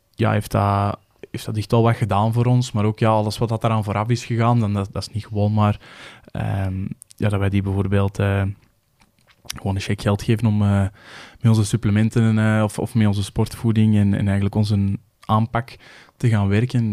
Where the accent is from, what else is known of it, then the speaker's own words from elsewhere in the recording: Kempen, Belgium; ik ook van de Kempen ben